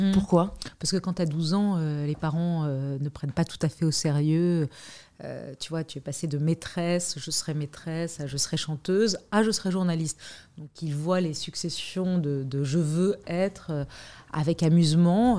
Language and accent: French; Lebanon; now in France; je suis née au Liban